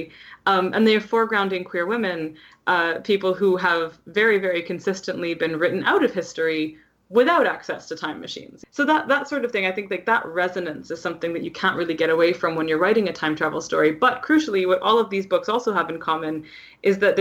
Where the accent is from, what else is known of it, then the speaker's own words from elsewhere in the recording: Canada; as a Canadian